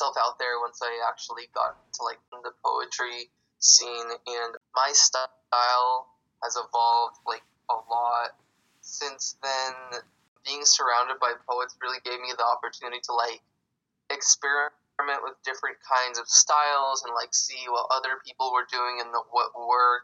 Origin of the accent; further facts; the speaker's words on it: San Jose, California, United States; I was born and raised in San Jose, here in California